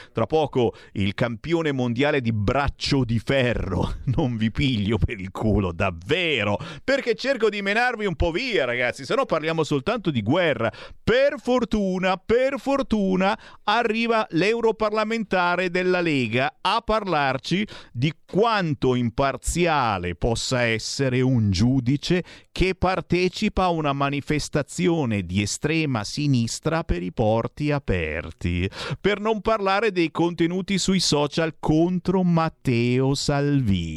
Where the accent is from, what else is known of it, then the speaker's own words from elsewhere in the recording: Monza, Lombardy, Italy; moved away; sono nato a Monza, ho oh. vissuto a Monza, che eh. zona? Io abitavo zona San Fruttuoso